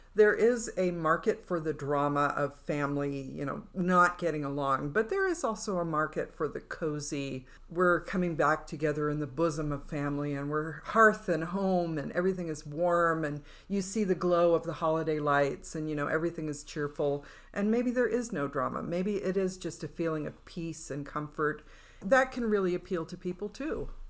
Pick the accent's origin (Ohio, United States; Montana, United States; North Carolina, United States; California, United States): California, United States; now in Nevada, United States; where I grew up in California, it was fog